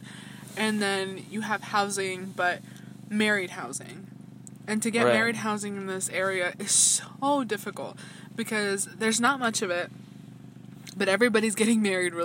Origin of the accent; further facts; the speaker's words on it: Atlanta, Georgia, United States; now in Rexburg, United States; I'm from Atlanta